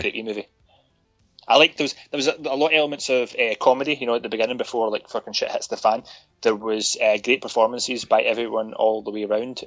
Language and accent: English; United Kingdom; we're British